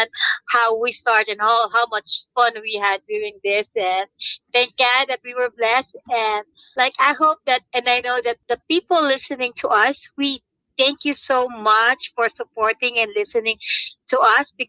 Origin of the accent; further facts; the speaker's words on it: Philippines; as Filipino, I gotta have the pancit